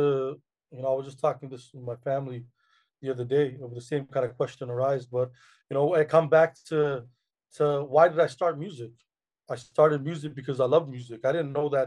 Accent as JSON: {"language": "English", "country": "Canada", "tie": "born or raised there", "said": "born and raised in Canada"}